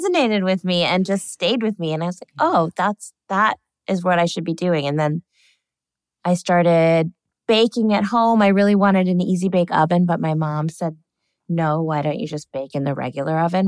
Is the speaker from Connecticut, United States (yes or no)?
yes; Connecticut, United States; we were little kids in the suburbs of Connecticut